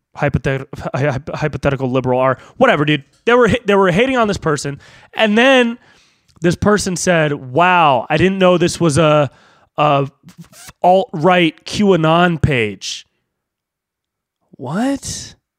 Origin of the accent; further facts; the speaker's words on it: Davis, California, United States; now in Los Angeles, United States; I have friends that are in my hometown